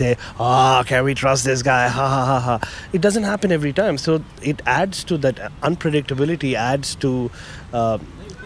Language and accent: English; India; moved away as an adult; now in Australia; I was called all sorts of things even growing up in India